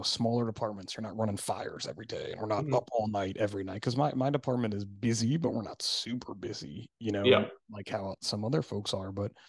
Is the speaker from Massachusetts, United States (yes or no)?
no; New Jersey, United States; Kids and wives. I only have one wife. I'm from